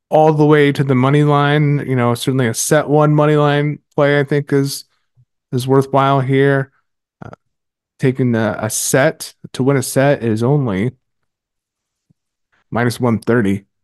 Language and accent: English; United States; I'm American.